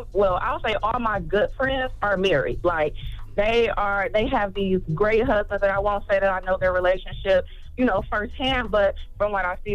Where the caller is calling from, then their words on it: Michigan, United States; No, I'm actually calling from Michigan.